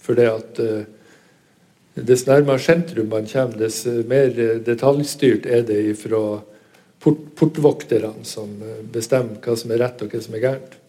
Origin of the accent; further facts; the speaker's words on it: Northern Norway, Norway; vi er fra Nord-Norge